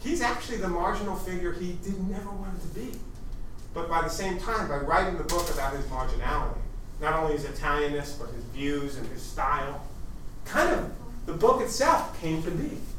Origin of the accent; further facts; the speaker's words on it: East Coast, United States; moved away as an adult; also born or lived in Los Angeles; as an East Coaster going